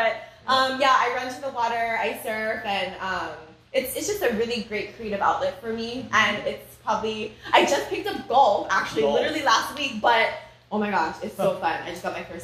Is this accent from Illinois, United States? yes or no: no; Oahu, Hawaii, United States; now in Maui, United States; I'm originally from Oahu